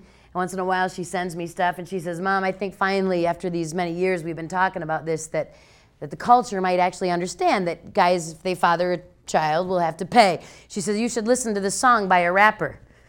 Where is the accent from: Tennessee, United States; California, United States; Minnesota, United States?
Minnesota, United States; I was speaking at a high school in my home state of Minnesota.